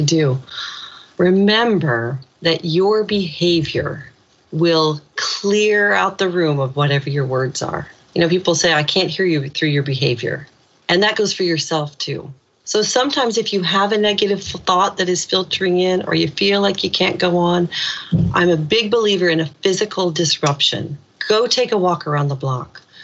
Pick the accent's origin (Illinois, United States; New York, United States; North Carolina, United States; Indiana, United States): Indiana, United States; moved away as an adult; now in Ireland; When I was a little kid growing up in Indiana